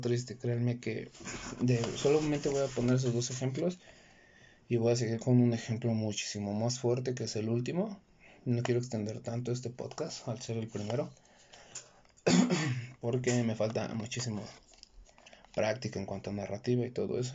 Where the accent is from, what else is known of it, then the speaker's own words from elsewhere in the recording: Mexico; en México, de donde yo soy